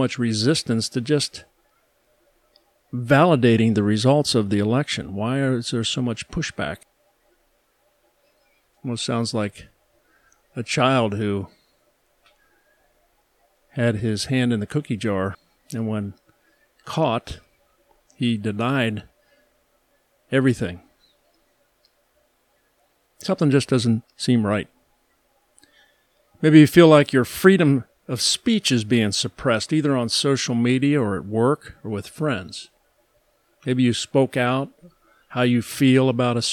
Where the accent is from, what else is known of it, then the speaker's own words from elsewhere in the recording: Midwest, United States; I am an American. I live in this country. I grew up in this country. I was born here.